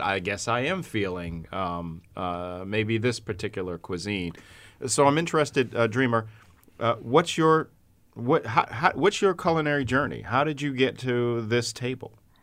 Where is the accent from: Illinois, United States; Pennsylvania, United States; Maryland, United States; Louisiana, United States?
Maryland, United States; Baltimore; now in Syracuse, United States; my hometown of Baltimore